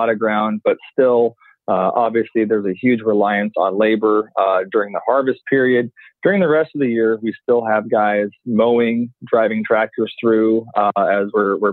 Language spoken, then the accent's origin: English; Orange County, Southern California, United States; moved away; I grew up in Southern California, Orange County